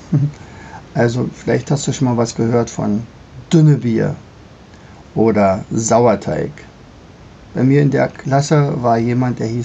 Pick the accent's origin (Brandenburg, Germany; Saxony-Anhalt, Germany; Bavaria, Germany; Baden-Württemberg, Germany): Brandenburg, Germany; ich komme ja hier aus dem Brandenburgischen